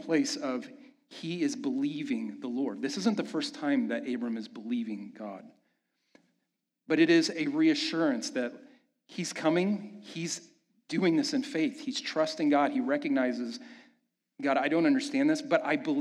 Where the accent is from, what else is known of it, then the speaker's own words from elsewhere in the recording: Kansas City, United States; moved away as an adult; Amanda and I made the decision to move back to my hometown in Kansas City